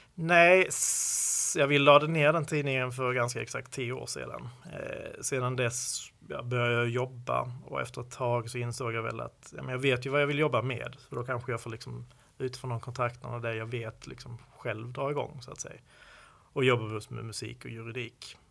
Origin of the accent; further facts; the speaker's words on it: Skåne, Sweden; accent: Scanian (skånska); min skånska